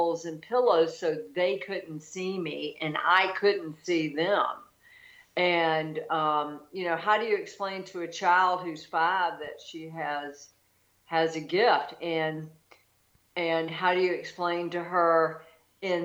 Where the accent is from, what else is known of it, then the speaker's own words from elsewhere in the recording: Deep South, United States; I grew up in the Deep South